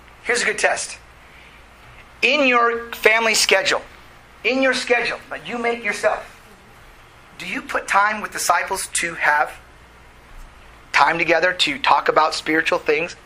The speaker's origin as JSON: {"language": "English", "region": "California", "country": "United States", "said": "We're Californians"}